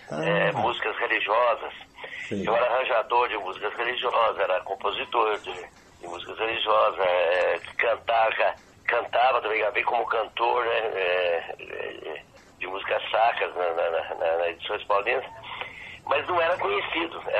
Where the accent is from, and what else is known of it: Varginha, Minas Gerais, Brazil; born or raised there; moved away as an adult; also born or lived in Três Pontas / Florianópolis; now in São Paulo, Brazil